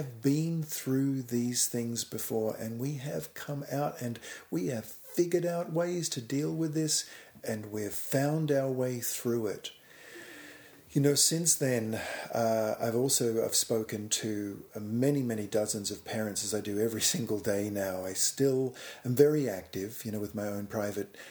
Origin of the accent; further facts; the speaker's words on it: Australia; I was living and growing up in Australia